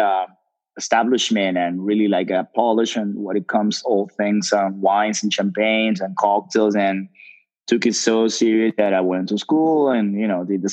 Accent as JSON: {"language": "English", "country": "Dominican Republic", "tie": "born or raised there", "also_born_or_lived": "New York City", "moved": "yes", "said": "I'm from the islands. I'm from Dominican Republic"}